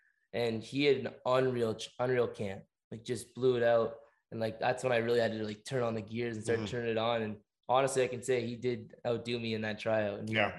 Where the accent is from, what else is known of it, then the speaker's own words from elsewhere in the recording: Essex, Ontario, Canada; born and raised in Essex